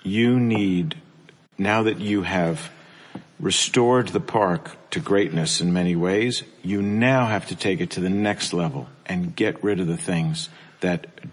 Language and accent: English; Long Island, New York, United States; now in New York, United States; I grew up on Long Island